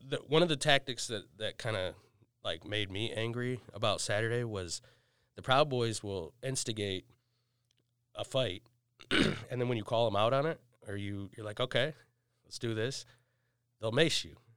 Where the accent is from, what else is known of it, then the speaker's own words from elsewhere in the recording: Battle Creek, Michigan, United States; I'm from Battle Creek